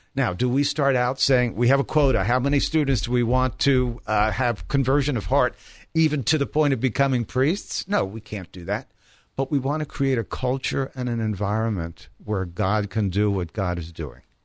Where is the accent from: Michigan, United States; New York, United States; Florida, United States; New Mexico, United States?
New York, United States; New York City; now in Columbus, United States; I grew up in the Bronx, New York